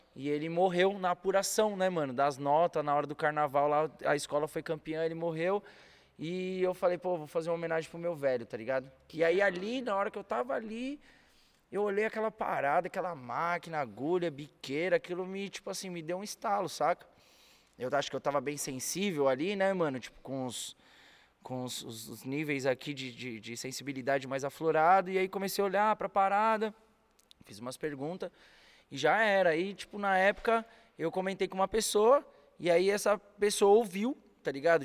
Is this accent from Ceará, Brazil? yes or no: no; São Paulo, Brazil; moved away as an adult; also born or lived in Rio de Janeiro; Sou paulistano nato com muito orgulho, cria da Zona Norte de São Paulo.